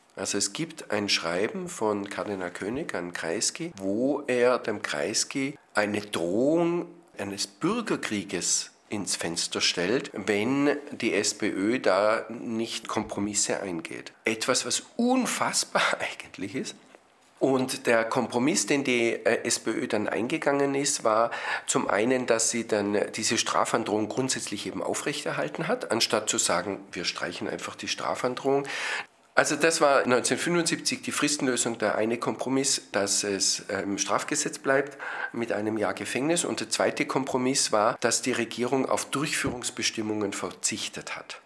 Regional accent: Austria; Bei uns in Österreich

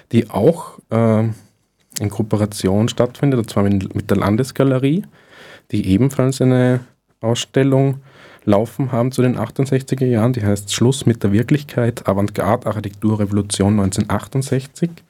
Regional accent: Ried im Innkreis, Upper Austria, Austria; Und der wird morgen das erste Mal in meine Heimat zurückkehren, äh, ins Innviertel, und zwar in Ried im Innkreis stattfinden

